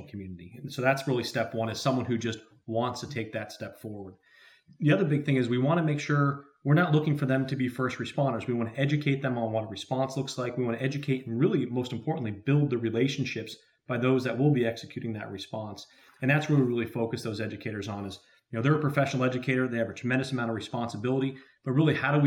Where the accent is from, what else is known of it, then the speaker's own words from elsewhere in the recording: New Jersey, United States; the state of New Jersey, where I'm very proud to be from, that's where our office is located. We have field offices spread throughout the country, but New Jersey's my home state